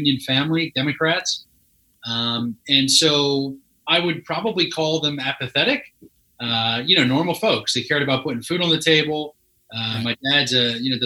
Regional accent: Philadelphia, Pennsylvania, United States; I grew up in Philadelphia

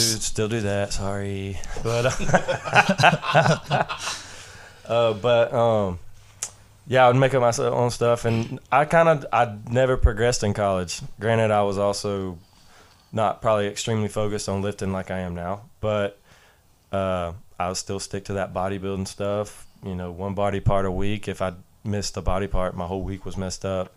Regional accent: Jefferson, Georgia, United States; I'm from Jefferson High School, which is up North Georgia, right outside of Athens

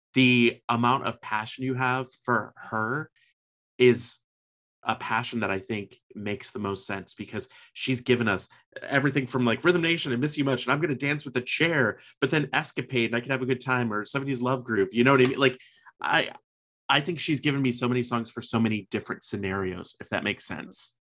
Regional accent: Chicago, Illinois, United States; growing up in Chicago

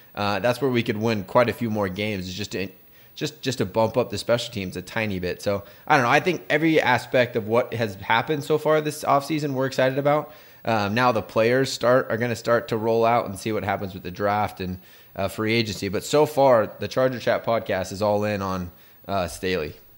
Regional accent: San Diego, California, United States; we're three fans from San Diego.

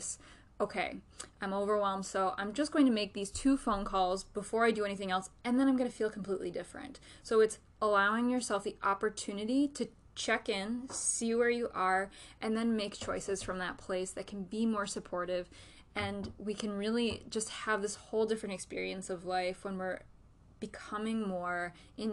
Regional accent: Western New York, United States; I grew up in Western New York, and I grew up in this culture

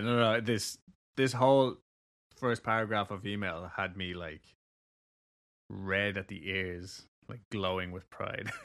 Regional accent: Kentucky, United States; I'm from Kentucky

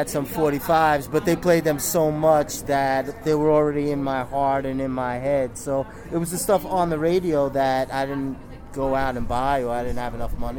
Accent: Central Islip, New York, United States; also born or lived in Woodside, Queens; I was brought up in Long Island, Central Islip, Long Island.

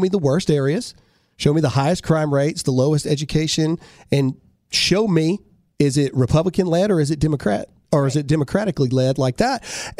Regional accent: Mississippi, United States; in trouble our very first episode because we're from Mississippi, so we said caveat.

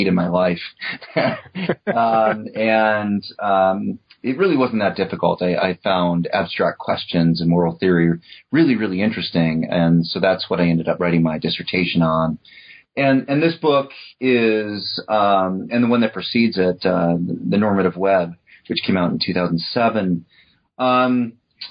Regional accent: New Rochelle, New York, United States; I was born in New York State, New Rochelle, New York

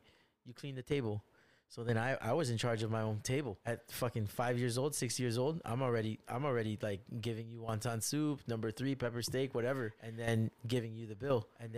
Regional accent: United States; I grew up American, but I'm also Chinese. I come home to Chinese parents

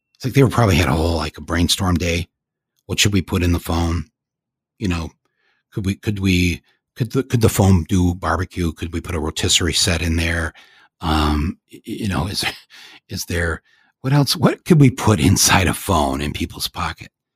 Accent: Flint, Michigan, United States; I come from Flint

